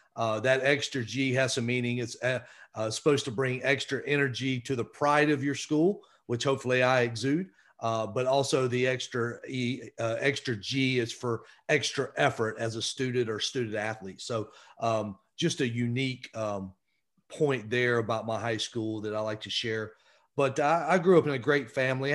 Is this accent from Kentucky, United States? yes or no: no; Winder, Georgia, United States; also born or lived in Rome, Georgia; I grew up in Winder, Georgia, which is in northeast Georgia, kinda northeast of Atlanta